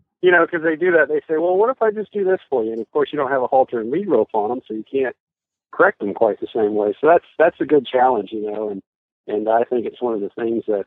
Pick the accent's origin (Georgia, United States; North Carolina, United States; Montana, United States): Montana, United States; I grew up in Montana